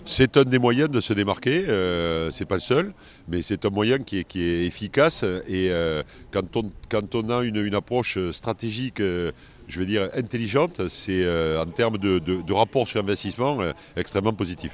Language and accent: French; France; on est en France et je suis français